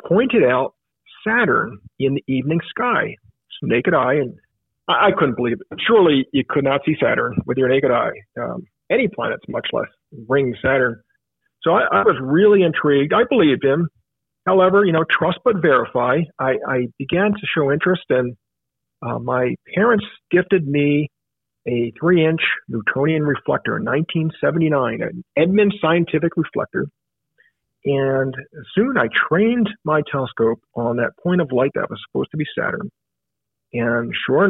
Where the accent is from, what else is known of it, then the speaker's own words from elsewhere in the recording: Philadelphia, Pennsylvania, United States; I grew up in Philadelphia and the murky skies there.